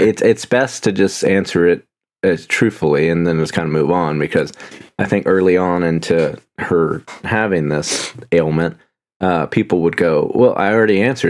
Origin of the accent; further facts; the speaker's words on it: United Kingdom; Yeah, I'm British.